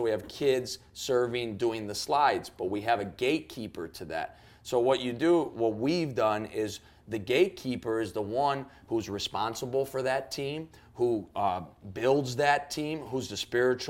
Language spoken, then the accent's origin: English; Chicago, Illinois, United States; I'm from Chicago